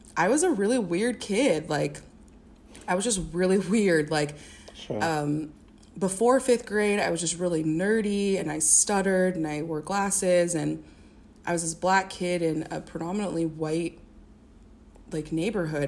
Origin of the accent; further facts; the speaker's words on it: Springfield, Illinois, United States; also born or lived in Champaign-Urbana, Illinois; I grew up um, in Springfield, Illinois